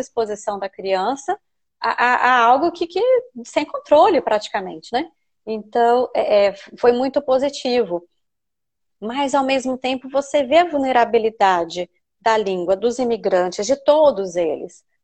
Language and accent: Portuguese; Brazil; now in United Kingdom; Nós, os brasileiros